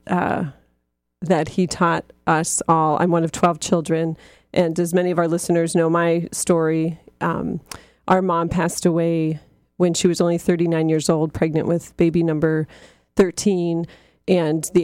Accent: Erie, Pennsylvania, United States; we are from Erie, Pennsylvania, which gets a ton of snow always

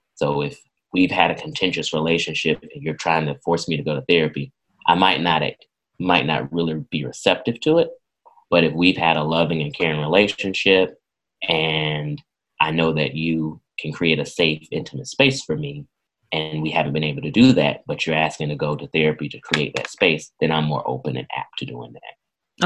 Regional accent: Irwin County, Southwest Georgia, United States; I was born and raised in Irwin County

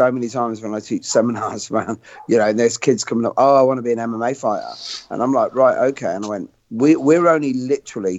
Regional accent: Coventry, West Midlands, United Kingdom; my hometown in Coventry

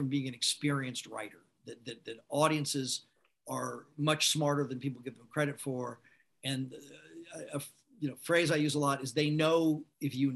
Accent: Los Angeles, California, United States; also born or lived in San Diego; I'm a lifelong Angeleno. I was born in San Diego. My family moved up to LA when I was about five, went to school here

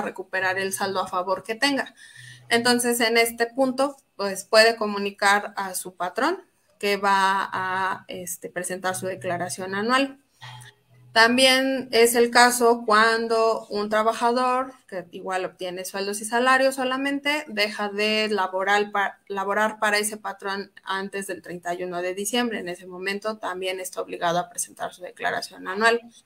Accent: Mexico; Todos como mexicanos

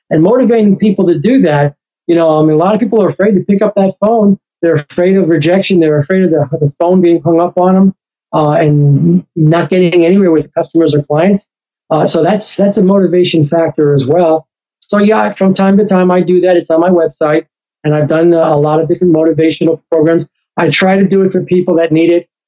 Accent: New York, United States; And, and again, I'm from New York. I was there in 911. I was there in New York City.

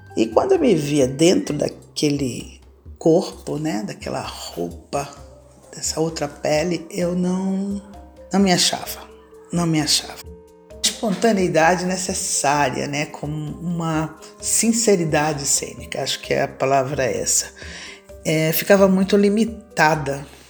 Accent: Salvador, Bahia, Brazil; moved away as an adult; now in São Paulo, Brazil; nasci em Salvador, Bahia, em 1962. Hoje eu vivo em São Paulo, capital, há mais de 40 anos

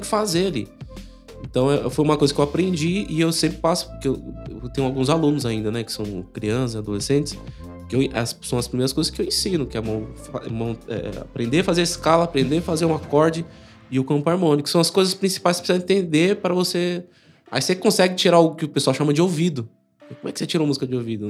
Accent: São Paulo, Brazil; Eu nasci no Butantã

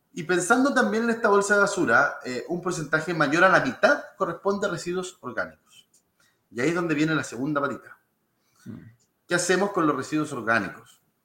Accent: Lolol, O'Higgins, Chile; also born or lived in Santiago; nací en Santiago, pero, pero desde, desde muy chiquitito en Lolol, en la sexta región.

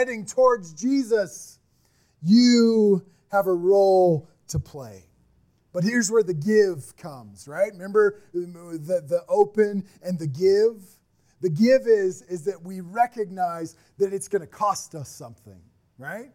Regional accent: Midwest, United States; we're from the Midwest. We're people that just work and get it done.

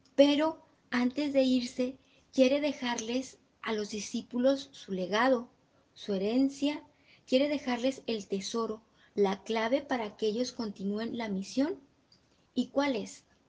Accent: Guanajuato, Mexico; yo que soy de Guanajuato

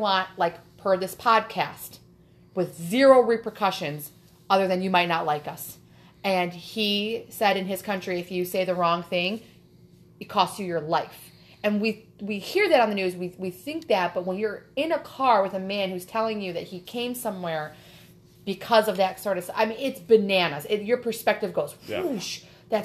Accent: Michigan, United States; we are from Michigan

